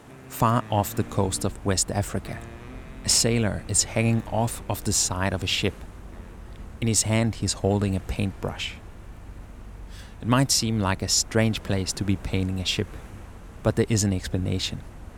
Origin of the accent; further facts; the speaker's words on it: Denmark; people from my home country of Denmark